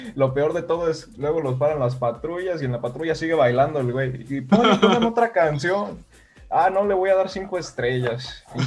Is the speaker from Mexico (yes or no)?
yes; Guanajuato, Mexico; Yo soy de aquí de Guanajuato Capital